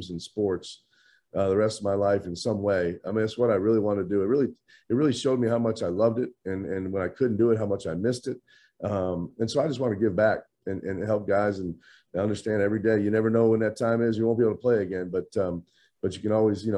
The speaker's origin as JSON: {"language": "English", "region": "Midwest", "country": "United States", "tie": "born or raised there", "said": "I was kind of like a lot of guys growing up in the Midwest."}